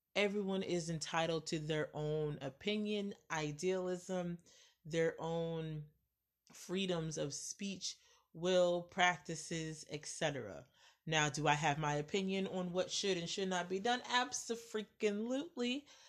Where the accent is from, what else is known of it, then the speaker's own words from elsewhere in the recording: United States; I, as an American